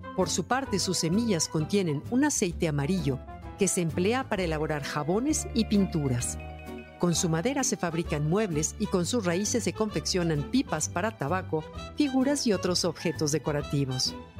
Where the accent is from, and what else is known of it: Mexico